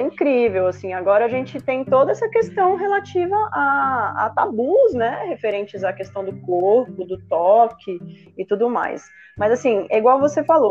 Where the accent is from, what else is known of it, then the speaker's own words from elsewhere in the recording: Brasília, Federal District, Brazil; eu sou de Brasília, né? Eu moro aqui